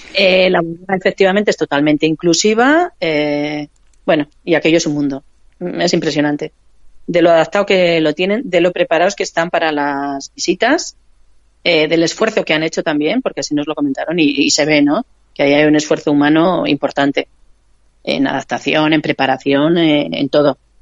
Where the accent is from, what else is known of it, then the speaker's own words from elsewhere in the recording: Vitoria-Gasteiz, Basque Country, Spain; yo soy de Vitoria